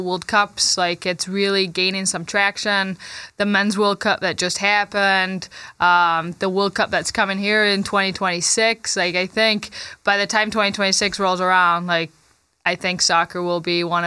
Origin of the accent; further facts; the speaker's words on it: Manchester, North West England, United Kingdom; moved away as an adult; now in Grand Rapids, United States; I was born and raised in Manchester, England